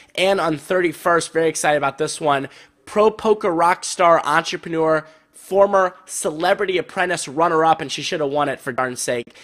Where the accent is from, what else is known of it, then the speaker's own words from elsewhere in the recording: St. Louis, Missouri, United States; I grew up in St. Louis